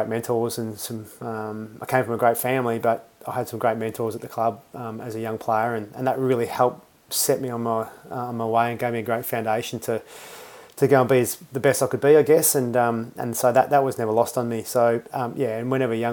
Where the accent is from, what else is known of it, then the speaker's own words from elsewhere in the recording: Perth, Western Australia, Australia; moved away; also born or lived in Queensland; I was born in Queensland, raised in WA in Perth, and played my football over there